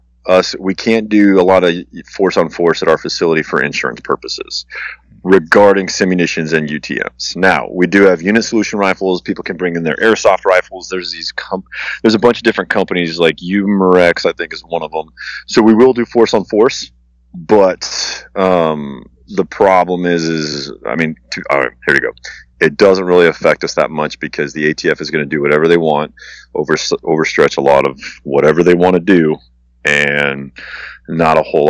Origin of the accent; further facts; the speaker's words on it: Kansas City, Missouri, United States; I'm from the Kansas City area, Kansas City